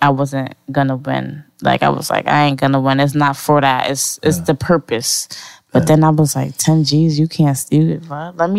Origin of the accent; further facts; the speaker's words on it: Bridgeport, Connecticut, United States; I'm from Bridgeport, Connecticut.